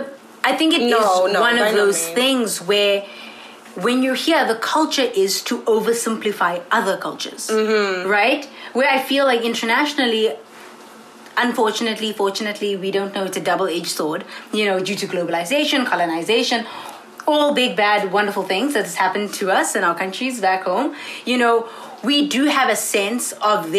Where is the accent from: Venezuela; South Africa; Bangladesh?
South Africa; moved away as an adult; now in Ithaca, United States; I'm from South Africa